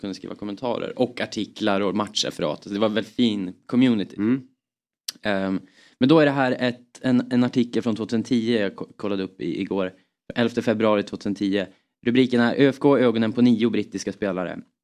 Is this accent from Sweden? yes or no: yes; Östersund, Jämtland, Sweden; vi är från Jämtland